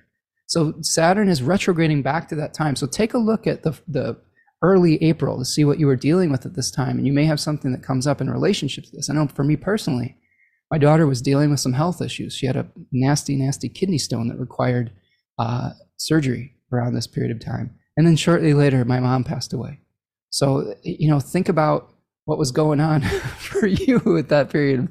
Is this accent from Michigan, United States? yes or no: yes; Michigan, United States; my home state of Michigan